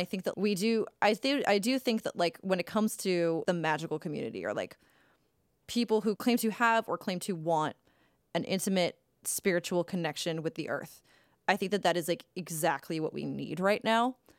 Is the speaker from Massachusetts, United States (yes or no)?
yes; Cape Cod, Massachusetts, United States; growing up on Cape Cod